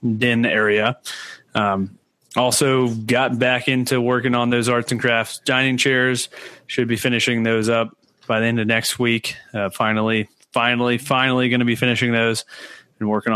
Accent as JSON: {"language": "English", "region": "the South", "country": "United States", "tie": "born or raised there", "also_born_or_lived": "New England", "moved": "as an adult", "said": "growing up in the South"}